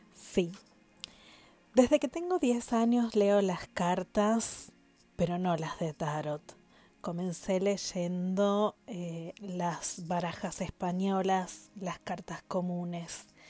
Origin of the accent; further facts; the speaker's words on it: Paraná, Entre Ríos, Argentina; en Entre Ríos, en mi ciudad, mi pueblo natal, en Paraná, justamente, en mi ciudad natal